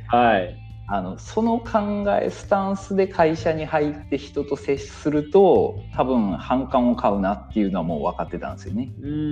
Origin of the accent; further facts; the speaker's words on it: Miyazaki, Japan; moved away as an adult; also born or lived in Tokyo; 宮崎県で株式会社池上鉄工所っていうところで今専務取締役っていうポジションでお仕事の方をさせてもらってます